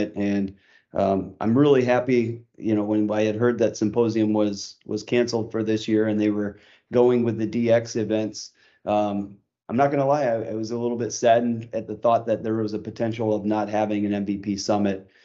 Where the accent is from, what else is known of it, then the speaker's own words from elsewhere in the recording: Chicago, Illinois, United States; my hometown is Chicago